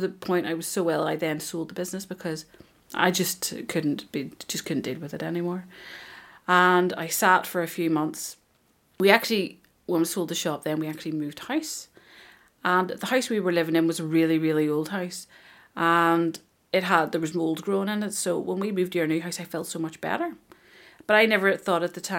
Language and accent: English; Ireland; I'm Irish